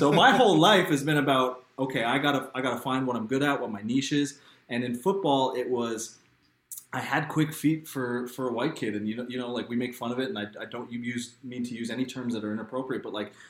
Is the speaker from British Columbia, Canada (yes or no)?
no; Quebec, Canada; when I grew up in Quebec